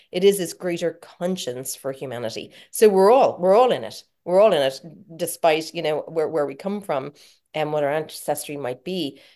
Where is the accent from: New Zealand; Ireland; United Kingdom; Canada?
Ireland; being Irish